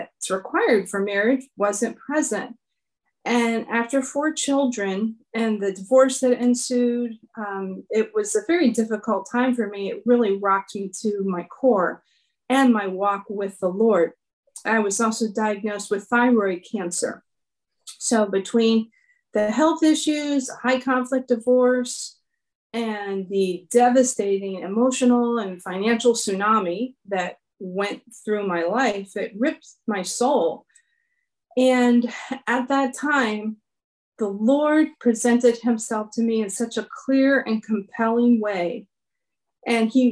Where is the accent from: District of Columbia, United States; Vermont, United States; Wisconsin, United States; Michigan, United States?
District of Columbia, United States; Washington; I was born and raised in Washington, D.C.